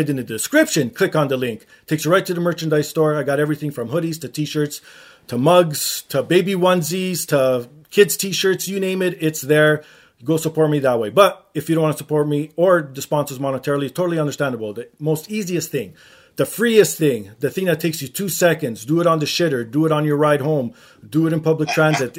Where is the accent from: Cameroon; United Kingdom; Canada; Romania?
Canada; accent: Canadian